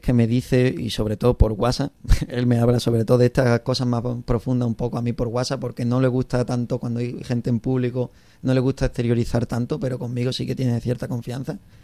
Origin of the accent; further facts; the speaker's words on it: La Palma del Condado, Andalusia, Spain; moved away as an adult; now in Cáceres, Spain; Vengo de La Palma del Condado, en Huelva